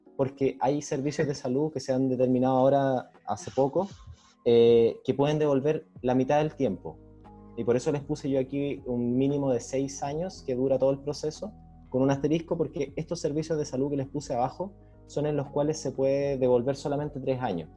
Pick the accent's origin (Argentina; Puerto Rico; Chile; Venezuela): Chile; Viña del Mar, Valparaíso; now in Arica, Chile; yo soy de Viña